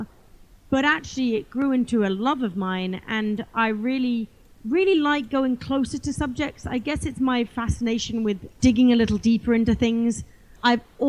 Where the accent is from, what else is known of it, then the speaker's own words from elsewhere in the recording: England, United Kingdom; I grew up in England and we had some land on our property